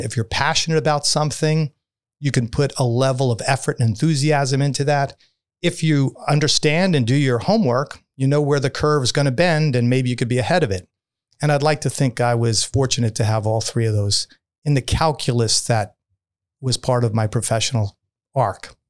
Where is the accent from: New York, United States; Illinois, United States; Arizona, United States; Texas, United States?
New York, United States; New York City; I'm a kid from Brooklyn